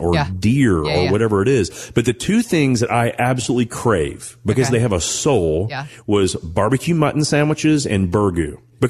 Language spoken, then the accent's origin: English; Owensboro, Kentucky, United States; when I think about growing up in Owensboro, Kentucky, the two things that stand out to me the most was the fact that I love barbecue mutton sandwiches.